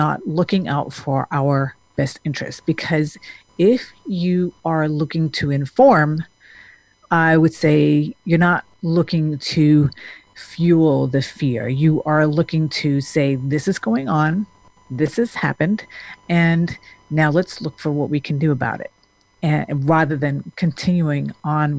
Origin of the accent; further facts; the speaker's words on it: Denmark; now in United States; I grew up in Denmark